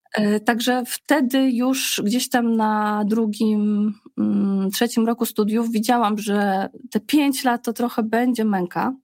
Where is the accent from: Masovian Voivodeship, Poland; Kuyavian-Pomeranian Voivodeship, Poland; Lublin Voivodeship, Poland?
Lublin Voivodeship, Poland; small town near Zamość; moved away as an adult; also born or lived in Warsaw; my pochodzimy, y, Krzysztof z Zamościa, ja z kolei z małej miejscowości pod Zamościem